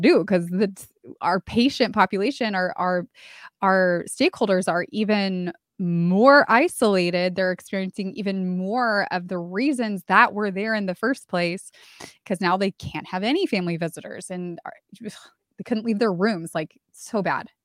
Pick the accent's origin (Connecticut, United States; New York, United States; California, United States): California, United States; moved away as an adult; now in San Antonio, United States; I moved from my hometown in California to San Antonio, Texas, where I live now